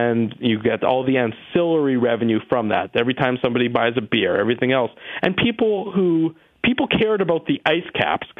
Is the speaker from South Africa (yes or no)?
no; Winnipeg, Manitoba, Canada; Winnipeg is a, you know, I'm born and raised here